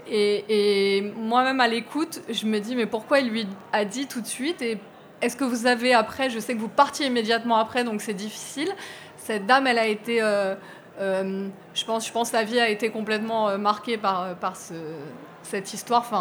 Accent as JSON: {"language": "French", "country": "Martinique", "tie": "born or raised there", "moved": "as an adult", "said": "Moi, je suis de Martinique. J'y ai vécu les 27 premières années de ma vie."}